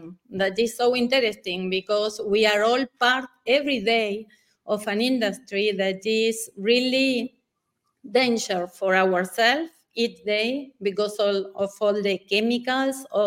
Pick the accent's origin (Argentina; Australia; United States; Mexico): Argentina; Patagonia; I was born in Patagonia, in the south of Argentina